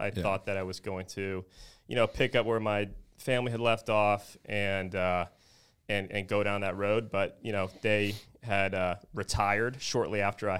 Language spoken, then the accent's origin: English; Naples, Florida, United States; Obviously, I'm from Naples, Florida, and I was kind of raised in the real estate world here.